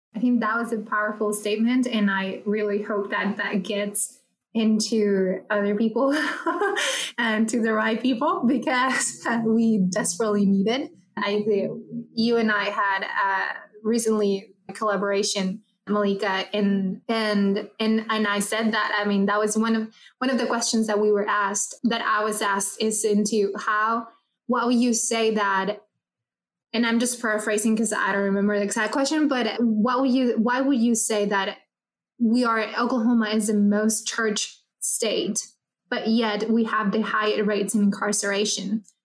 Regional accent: Ciudad Juárez, Chihuahua, Mexico; I come from from Juarez, Chihuahua

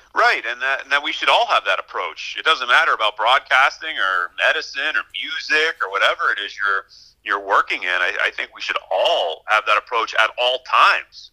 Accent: Pittsburgh, Pennsylvania, United States; moved away as an adult; also born or lived in Murrysville, Pennsylvania / New York; my hometown where I have family

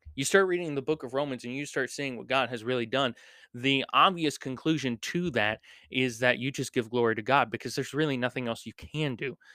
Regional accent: United States; we as American Christians

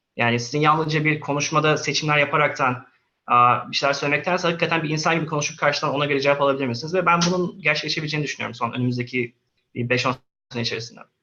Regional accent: Istanbul, Turkey; moved away as an adult; also born or lived in Antalya / Sweden / Canada / United States; Antalya doğumluyum. Aa, okulla beraber İstanbul'a geldim. Orta, ortaokul Kadıköy Anadolu okudum. Liseyi İstanbul Atatürk Fen'de okudum

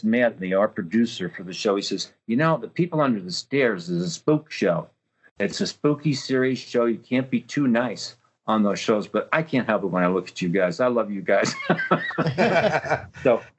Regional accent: New York City, New York, United States; I come from Brooklyn, New York, and have a pretty wild accent

